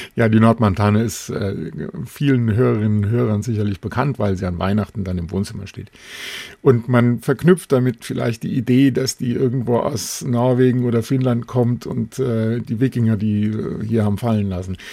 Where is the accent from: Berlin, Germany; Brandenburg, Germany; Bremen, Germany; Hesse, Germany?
Hesse, Germany; Alsfeld; meiner Heimatstadt in Alsfeld in Hessen